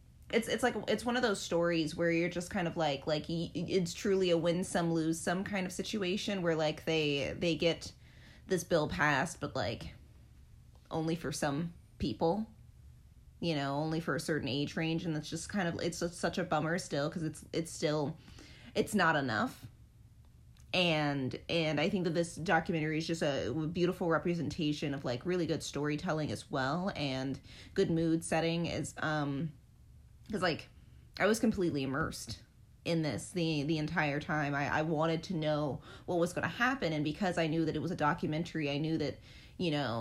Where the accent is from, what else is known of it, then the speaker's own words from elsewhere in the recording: United States; as an American